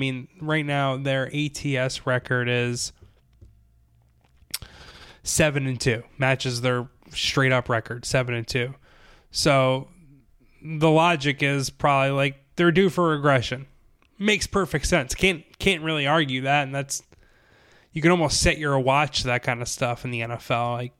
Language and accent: English; upstate New York, United States; moved away; I'm originally from New York, upstate New York.